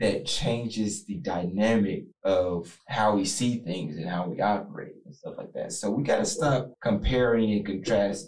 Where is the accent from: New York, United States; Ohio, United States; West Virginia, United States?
Ohio, United States; Columbus; also born or lived in Dayton, Ohio; came here to Columbus. I was raised here ever since